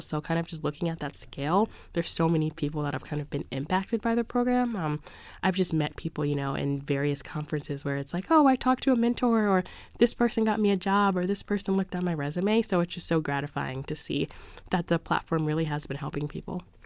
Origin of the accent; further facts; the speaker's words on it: Philadelphia, Pennsylvania, United States; moved away as an adult; now in Boston, United States; I grew up in Philadelphia, so my parents would have a subscription to the Philadelphia Inquirer